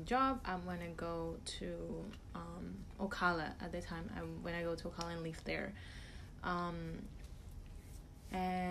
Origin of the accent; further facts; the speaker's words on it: Venezuela; moved away as an adult; now in Gainesville, United States; I'm originally from Venezuela, and I've lived here for 6 years.